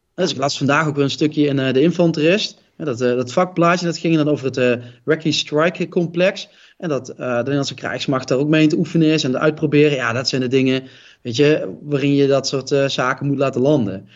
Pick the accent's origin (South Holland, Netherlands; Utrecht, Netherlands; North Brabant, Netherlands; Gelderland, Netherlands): North Brabant, Netherlands; Roosendaal; Ik kom niet voor niks uit Roosendaal